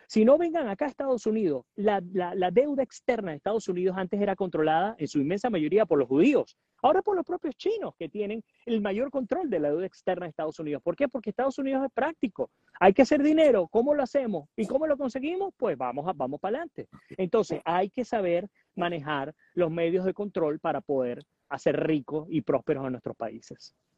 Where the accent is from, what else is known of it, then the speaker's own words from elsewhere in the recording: Puerto Ordaz, Bolívar, Venezuela; moved away as an adult; also born or lived in Caracas; yo nací en Caracas en el 81 y mi papá en el 85 me llevó a vivir a Puerto Ordaz